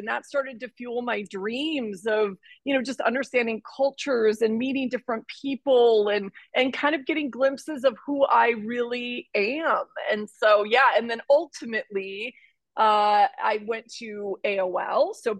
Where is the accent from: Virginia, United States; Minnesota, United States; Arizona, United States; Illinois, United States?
Minnesota, United States; Minneapolis; also born or lived in Ohio; I grew up in Minneapolis, Minnesota. I was born in Ohio. So I'd consider myself sort of born and raised as a Midwestern girl